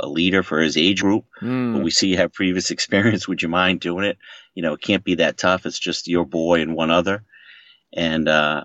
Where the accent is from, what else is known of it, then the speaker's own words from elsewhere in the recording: Maine, United States; moved away as an adult; now in Boston, United States; I grew up in Maine